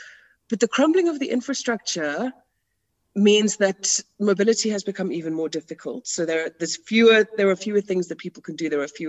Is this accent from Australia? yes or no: no; South Africa; no, I am actually a white South African. And I may have gotten rid of my accent, but I still sit with all of that.